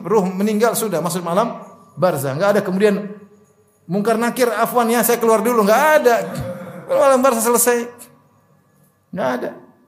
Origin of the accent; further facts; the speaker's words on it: Papua, Indonesia; moved away; di kampung saya, di Papua